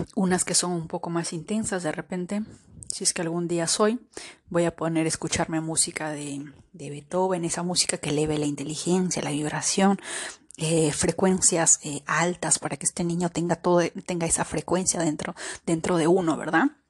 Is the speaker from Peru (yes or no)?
yes; Peru; moved away; he estado en Perú, he estado en mi país